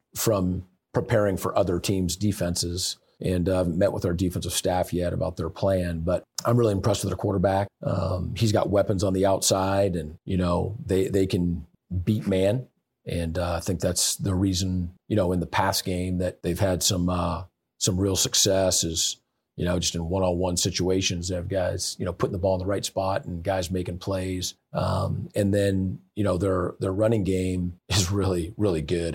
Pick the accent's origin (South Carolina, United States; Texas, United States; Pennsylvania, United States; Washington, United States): Washington, United States; Seattle; moved away as an adult; also born or lived in California / Indiana; now in Michigan, United States; I, I moved away from Seattle, Washington when I was eighteen